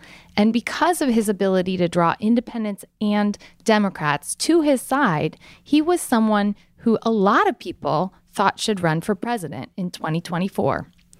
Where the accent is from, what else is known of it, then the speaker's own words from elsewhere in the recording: Galesburg, Illinois, United States; my hometown of Galesburg, Illinois.